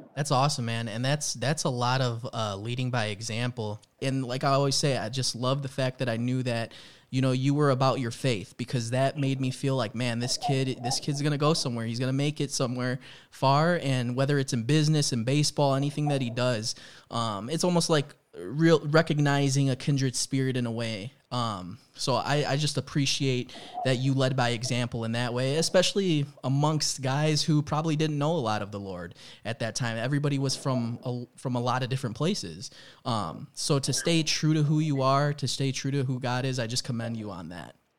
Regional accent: Chicago, Illinois, United States; also born or lived in Florida; I grew up in Chicago, but I did live for a year out in Florida

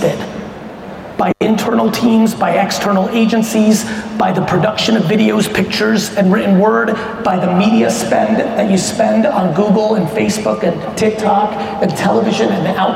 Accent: United States; also born or lived in Soviet Union; I came to the US when I was 3 and grew up in the 80s in America

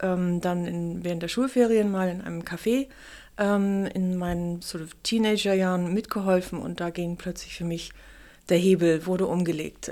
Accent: Kiel, Schleswig-Holstein, Germany; moved away; also born or lived in Hamburg / Munich / London / New York; ich bin eine geborene und in Kiel aufgewachsene Kieler Sprotte

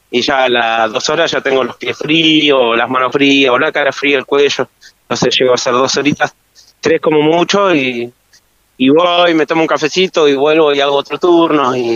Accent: Río Gallegos, Santa Cruz, Argentina; Yo soy nacido y criado acá

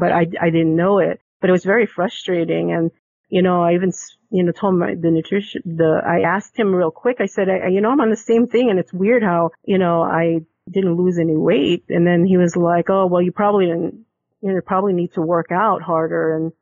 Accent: Philippines; being Filipino

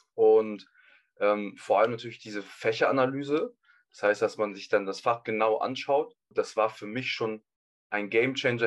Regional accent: Hamburg, Germany; ich komme aus Hamburg

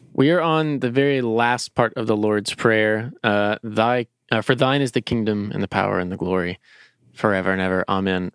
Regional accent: Lexington, Kentucky, United States; I'm a Lexingtonian, I'm a Kentuckian, I'm an American.

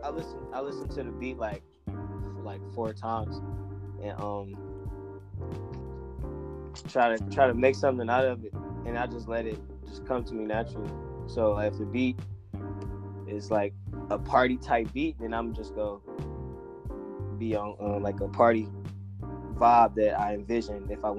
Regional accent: Detroit, Michigan, United States

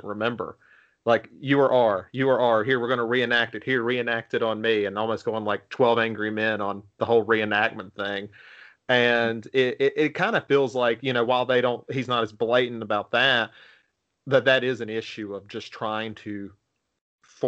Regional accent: Virginia, United States; I'm from Virginia

